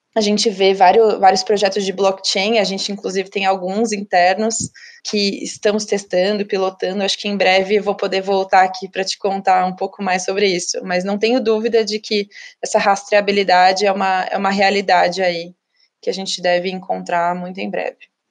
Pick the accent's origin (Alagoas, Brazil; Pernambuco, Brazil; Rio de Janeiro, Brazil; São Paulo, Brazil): São Paulo, Brazil; Ribeirão Preto; Eu sou de Ribeirão Preto também